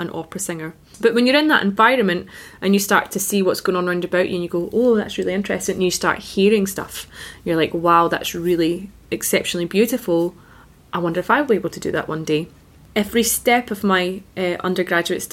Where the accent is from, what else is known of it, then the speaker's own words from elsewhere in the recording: Scotland, United Kingdom; I studied in Scotland as a Scottish singer.